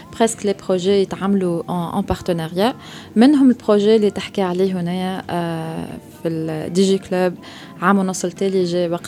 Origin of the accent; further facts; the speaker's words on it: Tunisia; بالضبط دونك كيل هي منظمه اسستها انا وشباب اخرين من تونس